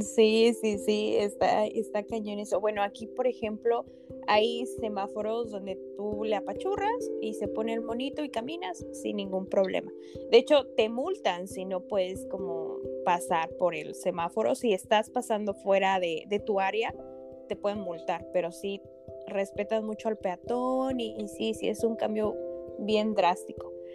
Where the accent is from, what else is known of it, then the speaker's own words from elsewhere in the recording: Mexico; como mexicanos, como latinos